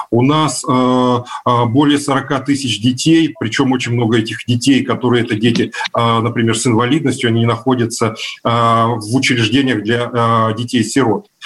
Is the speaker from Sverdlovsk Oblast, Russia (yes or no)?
no; Novosibirsk, Novosibirsk Oblast, Russia; born or raised there